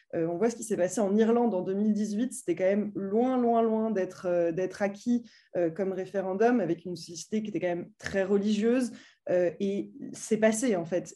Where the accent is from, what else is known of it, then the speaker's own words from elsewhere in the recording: France; en tant que Français